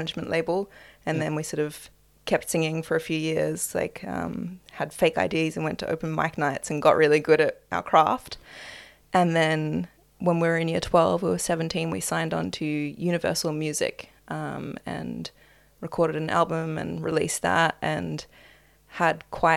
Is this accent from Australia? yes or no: yes; Melbourne, Victoria, Australia; also born or lived in Apollo Bay / Fitzroy; I was born in Melbourne to my parents. And I spent a lot of time growing up down in the coastal town Apollo Bay